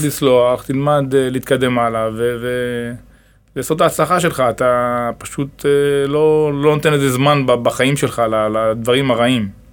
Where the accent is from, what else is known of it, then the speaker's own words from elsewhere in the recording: Dimona, Southern District, Israel; גדלתי ב... בדימונה